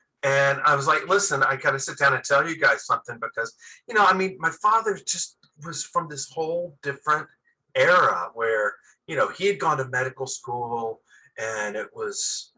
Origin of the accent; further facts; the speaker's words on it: Atlanta, Georgia, United States; It was Southern Baptist. And, my neighborhood in Atlanta that I grew up in was like the Catholic Jewish ghetto. And it was Catholic and Jewish families.